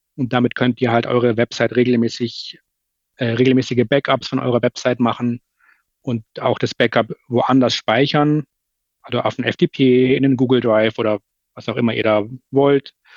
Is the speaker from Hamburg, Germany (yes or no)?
yes; Hamburg, Germany; Bei uns in Hamburg äh, sagt man Tschüss